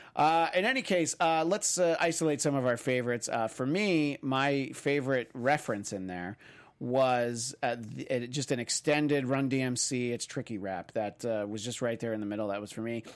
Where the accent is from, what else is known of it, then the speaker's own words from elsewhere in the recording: New York, United States; where I grew up in New York